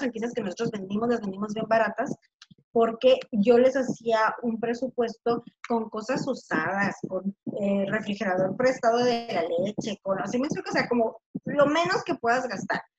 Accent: Tijuana, Baja California, Mexico; yo nací aquí en Tijuana

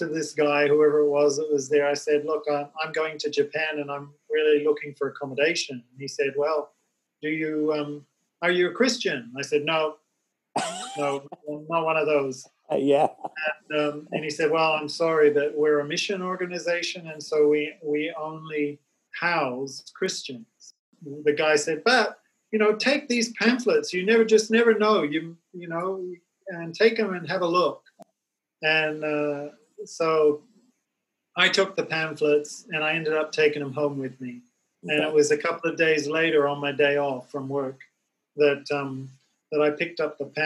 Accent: Australia; moved away as an adult; I traveled back to my home state, which is on the other side of Australia

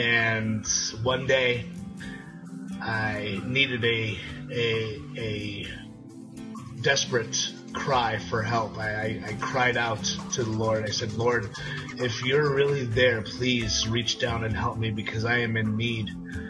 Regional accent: New York City, New York, United States; now in Plano, United States; I'm from Plano, Texas, originally from New York City. Grew up in the projects, not the nicest of neighborhoods.

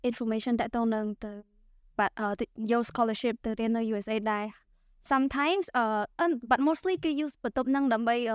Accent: Siem Reap, Cambodia; born or raised there

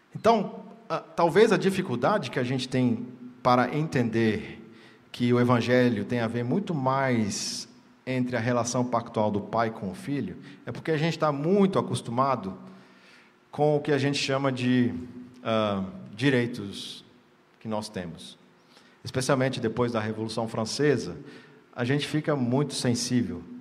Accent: Brazil; nós que estamos sentados hoje aqui somos brasileiros

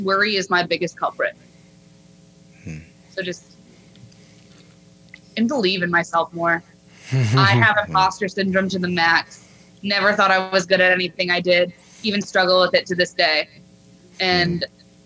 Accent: Grand Rapids, Michigan, United States; moved away; going back to Grand Rapids because it gives me like a piece of home

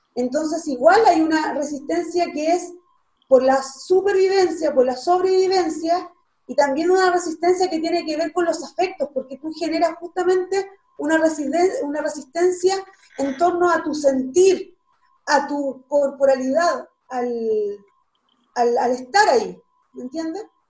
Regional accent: Chile; nosotros como, como, Estado chileno

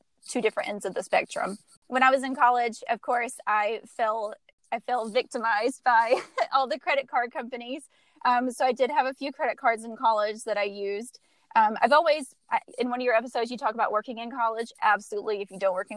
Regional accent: Georgia, United States; now in Texas, United States; I'm from Georgia originally

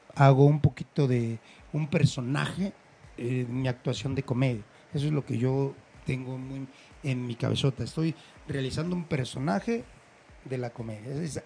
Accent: Mexico; nací en México y soy mexicano

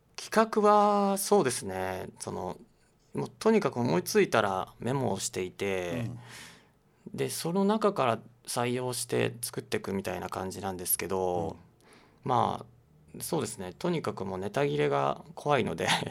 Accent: Aichi, Japan; born or raised there

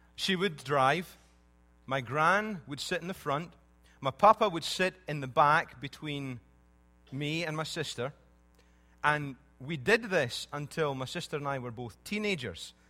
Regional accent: Scotland, United Kingdom; When I was growing up in Scotland

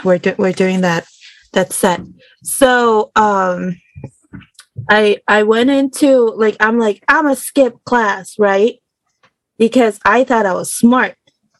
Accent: Denver, Colorado, United States; also born or lived in Juárez, Mexico; So I was born in Juarez, Chihuahua, Mexico, to my mama and a very large loving family. Immigrated to the United States in the late 1999s, early 2000s. I went to school in the U.S., Denver, Colorado

